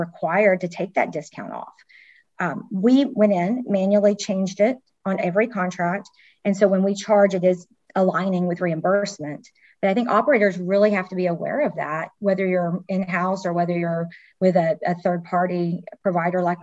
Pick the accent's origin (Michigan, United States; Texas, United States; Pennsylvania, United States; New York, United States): Texas, United States; I'm from Texas